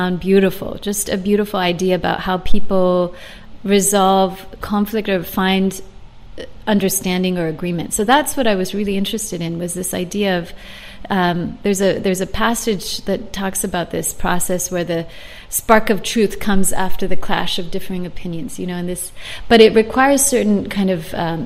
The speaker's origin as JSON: {"language": "English", "town": "San Francisco", "region": "California", "country": "United States", "tie": "born or raised there", "moved": "yes", "lives_now": "Hong Kong", "said": "I was born in San Francisco."}